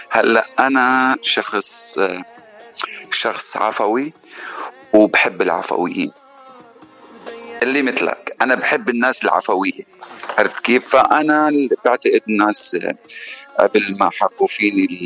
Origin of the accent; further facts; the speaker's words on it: Damascus, Damascus Governorate, Syria; also born or lived in Dubai; now in United States; انا انا اصلي من سوريا من من دمشق صار لي بالاغتراب كامل ولا بامريكا صار لي تقريبا خمس سنين وقبل امريكا طبعا معظم حياتي عايشه بالخليج واكثر وقت بدبي